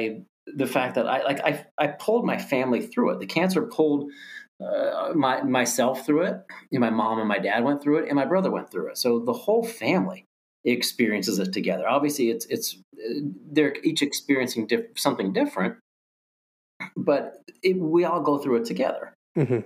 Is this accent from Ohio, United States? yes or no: yes; Ohio, United States; moved away as an adult; also born or lived in Pennsylvania / Jacksonville, Florida; born and raised in Ohio, school in Pennsylvania, moved to Jacksonville, Florida